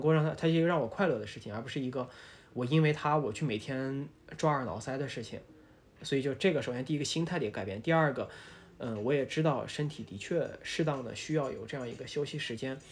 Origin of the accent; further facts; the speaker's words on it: Taiyuan, Shanxi, China; now in Shanghai, China; 然后当时我们太原那边